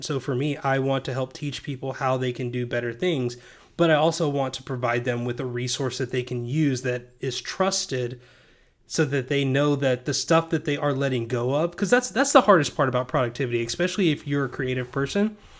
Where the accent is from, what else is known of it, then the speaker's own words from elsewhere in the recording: Knoxville, Tennessee, United States; I'm from Knoxville